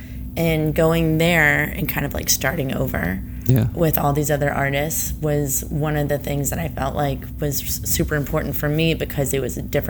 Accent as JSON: {"language": "English", "town": "Atlanta", "region": "Georgia", "country": "United States", "tie": "born or raised there", "also_born_or_lived": "Providence, Rhode Island / Brooklyn, New York", "moved": "as an adult", "lives_now": "New York, United States", "said": "I'm from Atlanta. And the Deep South. Deep South. And grew up there"}